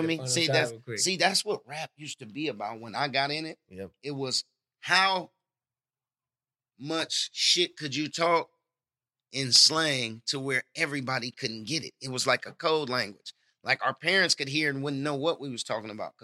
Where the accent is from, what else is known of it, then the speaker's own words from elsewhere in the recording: Oakland, California, United States; I come from Oakland.